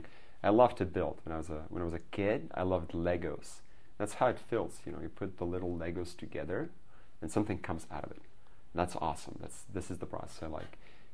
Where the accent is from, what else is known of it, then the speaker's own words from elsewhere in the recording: Belarus; moved away as an adult; now in Silicon Valley, United States; I'm from Belarus, which you just said. It's a small country in Eastern Europe.